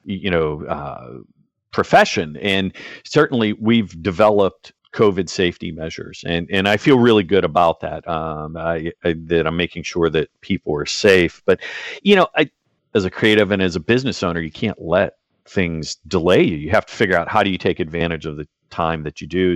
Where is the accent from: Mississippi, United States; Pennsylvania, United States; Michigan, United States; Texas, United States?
Pennsylvania, United States; outside of Pittsburgh; moved away as an adult; I grew up outside of Pittsburgh